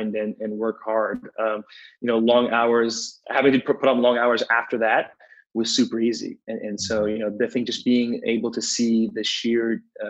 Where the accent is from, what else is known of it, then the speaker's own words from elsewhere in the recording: New York, United States; also born or lived in Manhattan, New York / Queens, New York / Spring Valley, New York / Newburgh, New York; I grew up in New York, most of my life, just different parts of New York